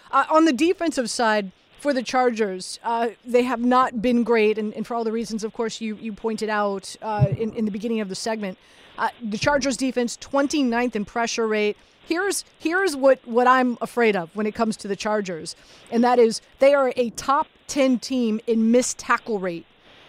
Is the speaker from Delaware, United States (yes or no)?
no; Miami, Florida, United States; moved away; born and raised in Miami, grew up a Steelers/Dolphins fan, of course.